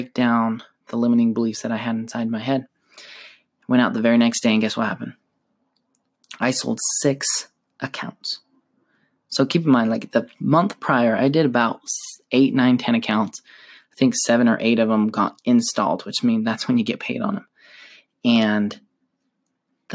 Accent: Utah, United States; I am from Utah, originally from Utah, and I live currently in Utah

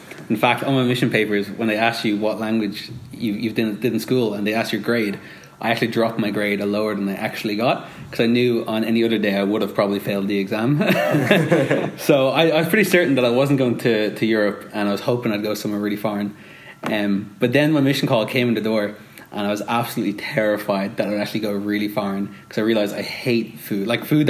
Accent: Dublin, Leinster, Ireland; I'm from Dublin, Ireland. Not America, despite what my voice sounds like.

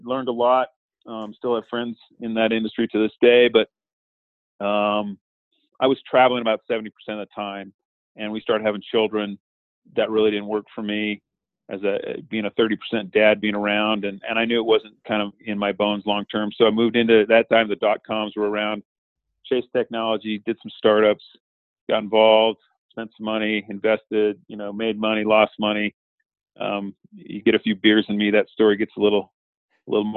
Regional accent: Montana, United States; Montana, that's where I'm from. So, born and raised in Montana

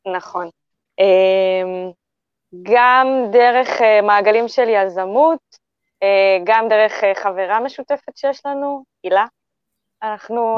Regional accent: Israel; אני כבר צברית, אני ישראלית

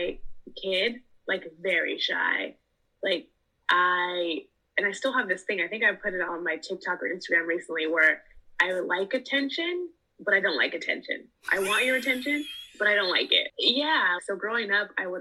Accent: Los Angeles, California, United States; born and raised in Los Angeles

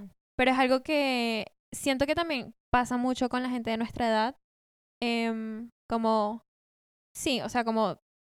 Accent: Colombia; moved away as an adult; also born or lived in Venezuela; now in Buenos Aires, Argentina; no soy de acá. Em, venía de Colombia, viví ahí nueve años, me mudé cuando tenía nueve, pero nací en Venezuela

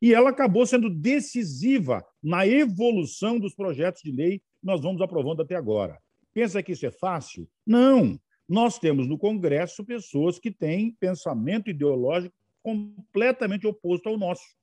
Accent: Curitiba, Paraná, Brazil; now in Santa Maria, Brazil; Eu sou do Paraná.

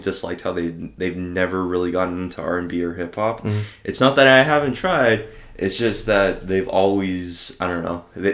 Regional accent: Toronto, Ontario, Canada; Growing up in Toronto

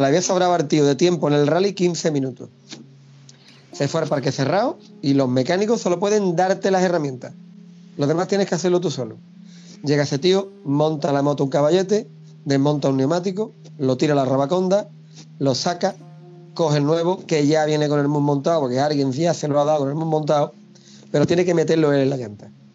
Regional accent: Pilas, Andalusia, Spain; also born or lived in Almonte, Huelva; now in Hinojos, Spain; yo, al nacido en Pilazo soy

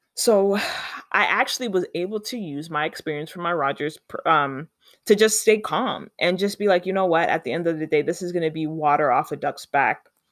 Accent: Canada; I'm Canadian

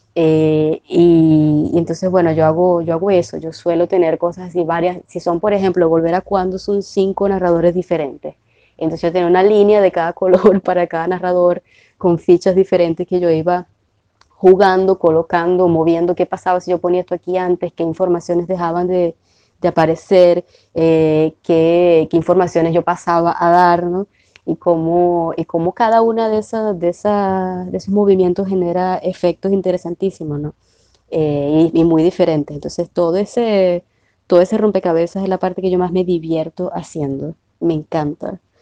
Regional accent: Maracaibo, Zulia, Venezuela; moved away as an adult; also born or lived in Cuba; now in Brazil; no solamente soy maracucha o venezolana

